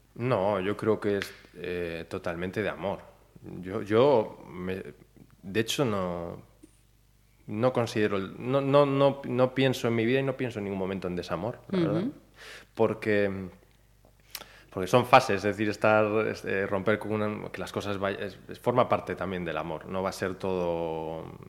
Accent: Ponteareas, Galicia, Spain; moved away; also born or lived in Mexico City, Mexico; yo soy de Forneros de, Arribe, de, Forneros, o sea, no soy de pues, una aldea cerca de Ponteareas

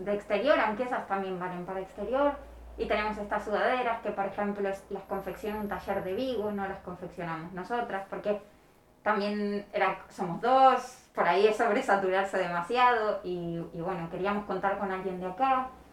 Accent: Argentina; now in Pontevedra, Spain; Argentina, nací en La un pueblo en el medio de, la nada, y llegué a Pontevedra ya

